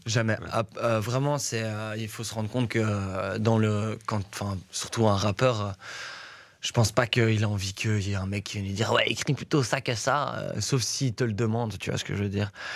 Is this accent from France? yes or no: no; Brussels, Brussels-Capital Region, Belgium; also born or lived in Etterbeek; je suis né à Etterbeek, mais j'ai vécu du côté de Woluwe mhm. pendant beaucoup d'années de ma jeunesse